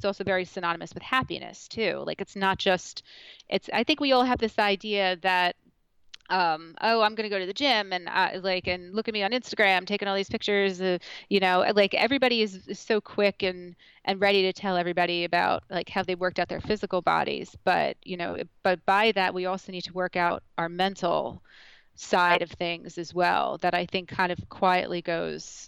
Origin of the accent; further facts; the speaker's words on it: Point Pleasant, New Jersey, United States; moved away as an adult; now in Morristown, United States; I grew up in Point Pleasant, so I'm also a Morristown transplant